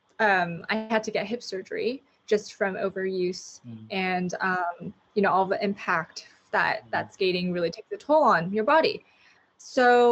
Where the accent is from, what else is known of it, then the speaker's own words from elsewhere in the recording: Los Angeles, California, United States; born and raised in Los Angeles, fourth generation